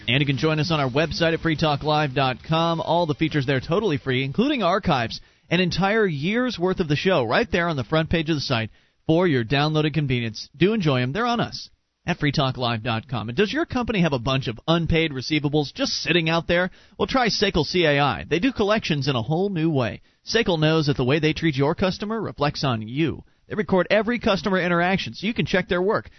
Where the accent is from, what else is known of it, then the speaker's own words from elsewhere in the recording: Sarasota, Florida, United States; moved away; we come from Sarasota, Florida, where the the housing market's pretty crazy